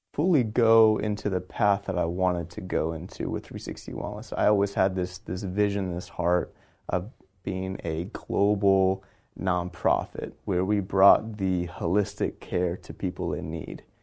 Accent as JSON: {"language": "English", "region": "Texas", "country": "United States", "tie": "born or raised there", "also_born_or_lived": "California", "moved": "as an adult", "lives_now": "San Diego, United States", "said": "I grew up in Texas, came out to California for school"}